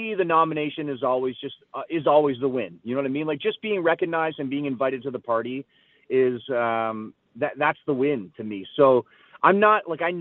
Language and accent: English; St. Catharines, Ontario, Canada; my hometown in St. Catharines